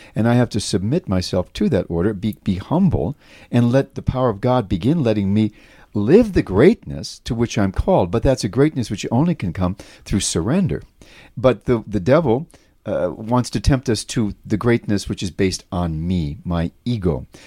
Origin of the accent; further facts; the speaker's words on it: New York, United States; my hometown, like New York